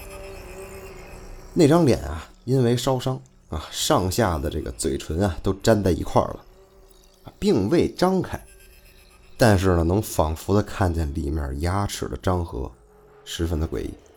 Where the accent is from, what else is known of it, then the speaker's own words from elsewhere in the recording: northern China, China; 再加上可能是我是北方人的这个原因吧， 就是说话呀， 会感觉很随性